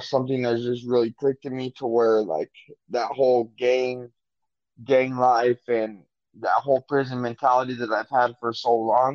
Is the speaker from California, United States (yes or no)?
no; Albuquerque, New Mexico, United States; moved away as an adult; now in Phoenix, United States; I'm from Albuquerque, New Mexico